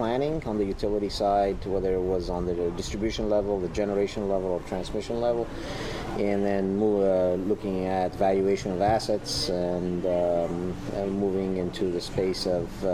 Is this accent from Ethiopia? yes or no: yes; Ethiopia; also born or lived in Germany; now in United States; I'm originally from Ethiopia, went to school in Germany